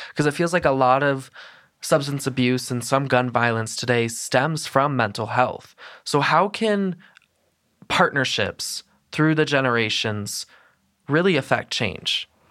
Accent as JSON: {"language": "English", "region": "Colorado", "country": "United States", "said": "I tell people I'm from Colorado"}